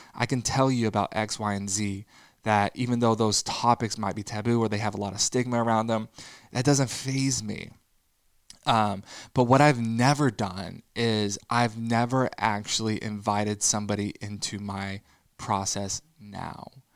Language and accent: English; Texas, United States; growing up in the Bible Belt in Texas